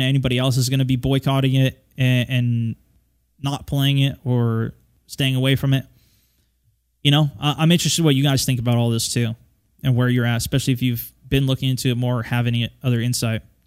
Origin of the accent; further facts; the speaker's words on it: United States; I'm an American